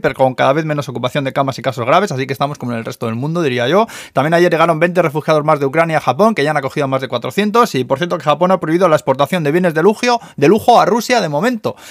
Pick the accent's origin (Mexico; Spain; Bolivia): Spain; now in Tokyo, Japan; en mi pueblo en Zaya de toda la vida los hemos llamado nubes